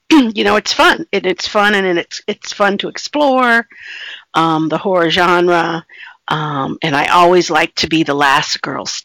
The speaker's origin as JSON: {"language": "English", "region": "East Coast", "country": "United States", "tie": "born there", "said": "Uh, well, I was born on the East Coast, and um, I have traveled extensively."}